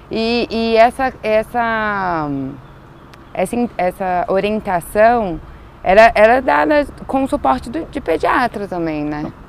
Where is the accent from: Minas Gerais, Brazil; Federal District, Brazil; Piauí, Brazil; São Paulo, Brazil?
Federal District, Brazil; Brasília; aqui a gente é de Brasília